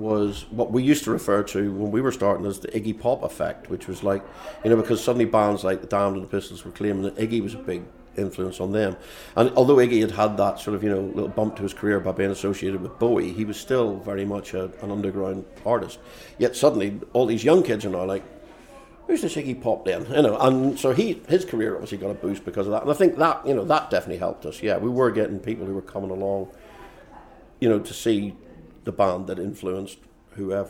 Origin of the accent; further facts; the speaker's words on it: Belfast, Northern Ireland, United Kingdom; moved away as an adult; also born or lived in London / Newcastle; now in Chicago, United States; I grew up in Belfast. I lived in London for 11 years. I lived in Newcastle for 15 years. And I've now been in Chicago for about 15 years